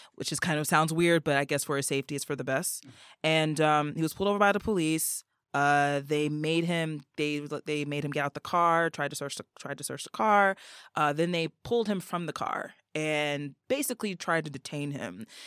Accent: New York City area, New Jersey, United States; moved away as an adult; now in Tokyo, Japan; I'm originally from the North Jersey, New York City area.

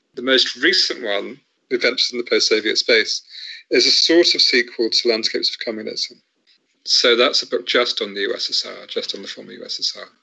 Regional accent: Southampton, South East England, United Kingdom; I grew up in Southampton

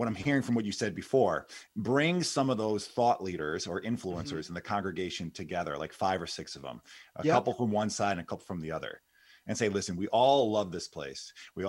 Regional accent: United States; We're Americans, man.

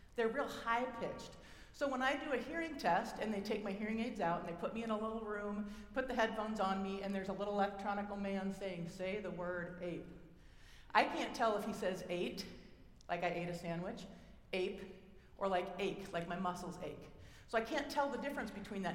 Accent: Oregon, United States; accent: Oregonian; my Oregonian, that's where I'm from, than my Oregonian accent

